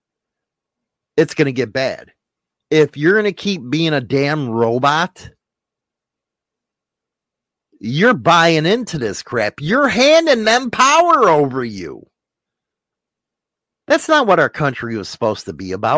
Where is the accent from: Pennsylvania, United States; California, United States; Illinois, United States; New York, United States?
Illinois, United States; Chicago; Chicago, I love it. It's my hometown